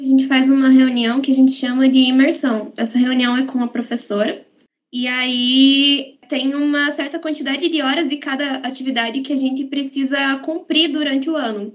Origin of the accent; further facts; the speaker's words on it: Guarapuava, Paraná, Brazil; moved away as an adult; now in Ponta Grossa, Brazil; eu sou de Guarapuava, no Paraná